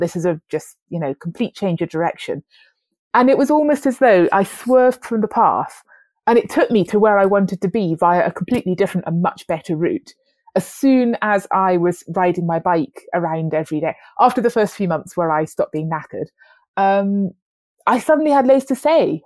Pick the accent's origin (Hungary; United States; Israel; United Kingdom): United Kingdom; Wales; moved away; also born or lived in London; I grew up in Wales